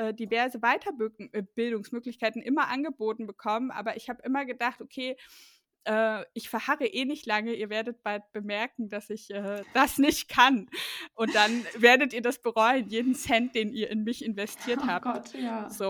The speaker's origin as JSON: {"language": "German", "region": "East Germany", "country": "Germany", "said": "also ich komme ja aus ähm, aus dem Osten Deutschlands"}